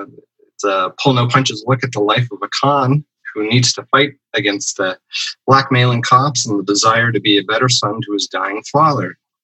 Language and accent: English; East Coast, Canada; because I'm from the East Coast, I'm not from Newfoundland